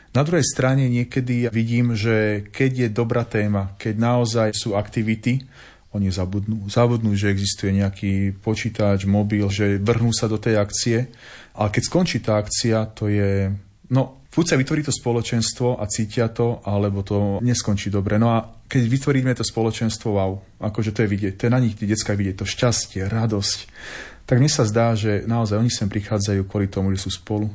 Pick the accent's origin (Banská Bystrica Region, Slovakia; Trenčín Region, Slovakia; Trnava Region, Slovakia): Trnava Region, Slovakia; Trnava; moved away as an adult; also born or lived in Rožňava; now in Partizánske, Slovakia; pochádzam z Trnavy